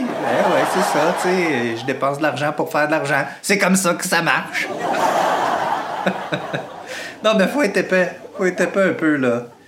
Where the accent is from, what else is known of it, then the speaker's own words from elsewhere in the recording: Quebec, Canada; en tant que Québécois